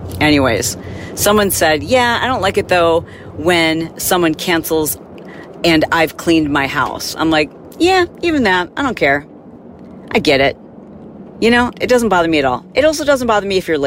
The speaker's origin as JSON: {"language": "English", "region": "Midwest", "country": "United States", "tie": "born or raised there", "said": "growing up in the Midwest"}